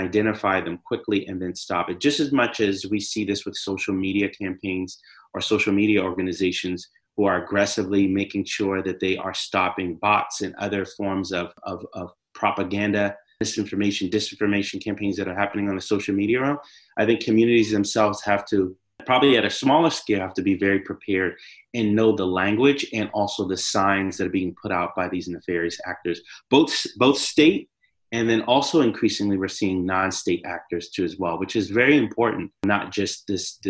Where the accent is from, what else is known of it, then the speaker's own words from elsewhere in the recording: Charleston, South Carolina, United States; came through Charleston, South Carolina, my hometown